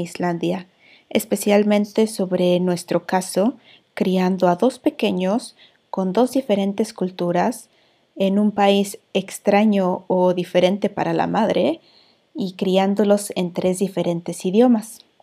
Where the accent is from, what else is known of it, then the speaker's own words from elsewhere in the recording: Mexico; moved away as an adult; now in Iceland; soy la vikinga mexicana